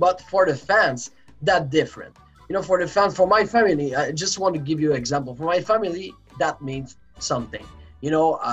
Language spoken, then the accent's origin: English; Quebec, Canada; also born or lived in Saguenay; I grew up in Quebec, Canada, in a farm.